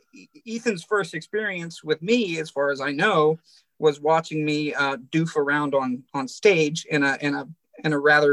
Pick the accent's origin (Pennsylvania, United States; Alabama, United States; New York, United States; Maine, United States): Pennsylvania, United States; Central; I am a Luddite from Central Pennsylvania who doesn't know anything about anything. I'm a middle-aged man who works in a prison.